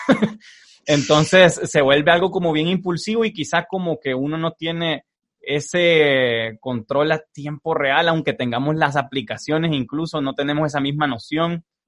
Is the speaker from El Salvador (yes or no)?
yes; El Salvador